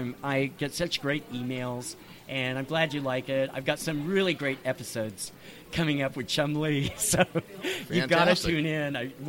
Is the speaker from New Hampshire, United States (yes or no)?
no; Berkeley, California, United States; moved away; also born or lived in Nevada; I'm from Berkeley. I did my undergraduate studies at Berkeley